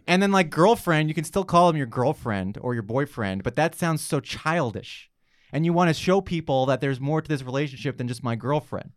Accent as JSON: {"language": "English", "region": "New York", "country": "United States", "moved": "as an adult", "lives_now": "Los Angeles, United States", "said": "I'm not from L A. I'm from New York"}